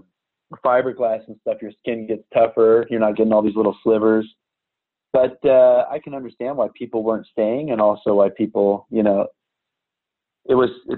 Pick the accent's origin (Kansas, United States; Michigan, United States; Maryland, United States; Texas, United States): Kansas, United States; Manhattan; I grew up in Kansas in a rural college town, Manhattan